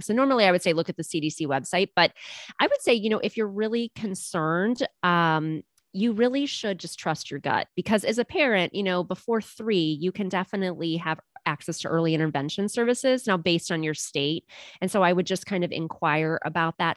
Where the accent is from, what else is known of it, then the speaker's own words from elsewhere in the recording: a suburb of Cleveland, Ohio, United States; I have a very small handful of clients that I see here in my hometown, um, which is a suburb of Cleveland, Ohio